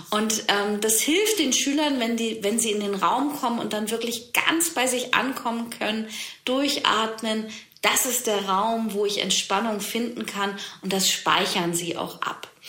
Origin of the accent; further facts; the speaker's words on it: Germany; gerade bei uns im Westen, in Deutschland, es muss alles rein und clean sein